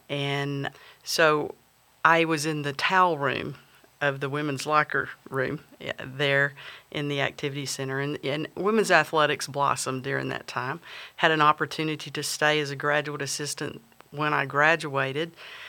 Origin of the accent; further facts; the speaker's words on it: Big Spring, Texas, United States; I grew up in Big Spring, Texas